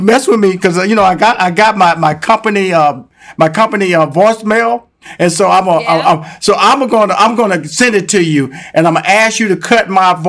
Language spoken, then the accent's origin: English; Houston, Texas, United States; I'm a Texas boy, born and raised in Houston, Texas.